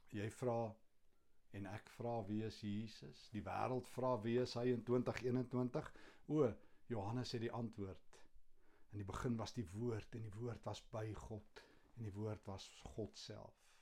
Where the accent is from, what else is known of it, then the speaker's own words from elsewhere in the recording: Kempton Park, Gauteng, South Africa; in my kinderjare hier in Kempton